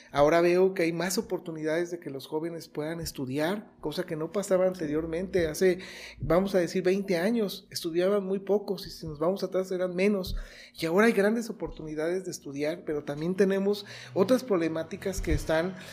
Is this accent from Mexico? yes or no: yes; Los Reyes, Michoacán, Mexico; also born or lived in Morelia; finalmente somos reyenses, finalmente somos michoacanos, finalmente somos mexicanos